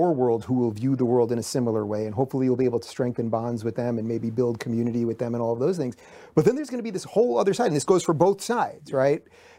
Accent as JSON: {"language": "English", "region": "New York", "country": "United States", "tie": "born or raised there", "moved": "yes", "lives_now": "California, United States"}